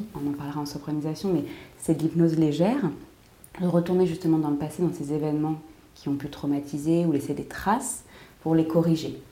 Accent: United States; en tant qu'américaine

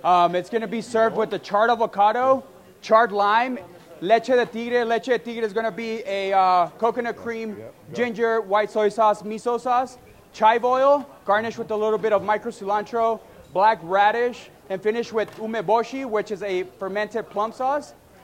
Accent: El Paso, Texas, United States; I'm from El Paso, Texas

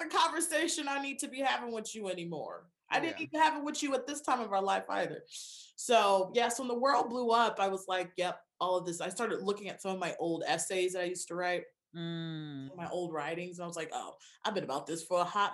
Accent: Lansing, Michigan, United States; I grew up in Michigan

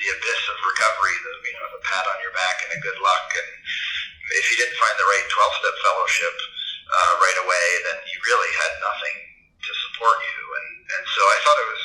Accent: Pennsylvania, United States; also born or lived in Boston, Massachusetts; now in Colorado, United States; I grew up in Pennsylvania

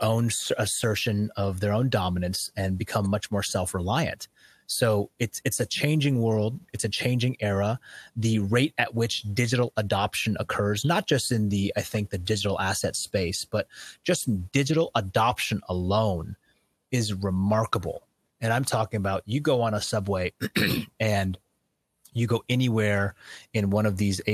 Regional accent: United States; I, as an American

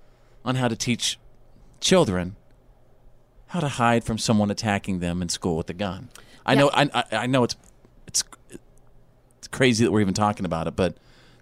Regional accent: North Texas, United States; when I was growing up in North Texas, we always had our tornado warning drills.

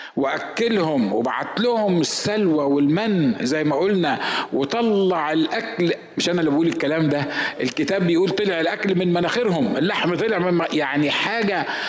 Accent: Egypt; انا مصري

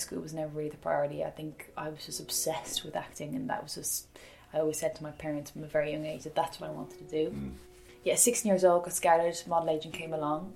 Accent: Dublin, Leinster, Ireland; I grew up in Clontarf by the sea

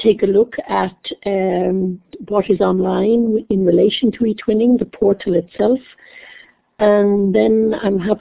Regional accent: Dublin, Leinster, Ireland; moved away; I'm Irish. I forgot to say that. I come from Dublin in Ireland

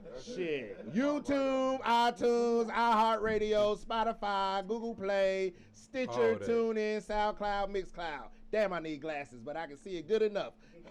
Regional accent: Atlanta, Georgia, United States; I'm from Atlanta

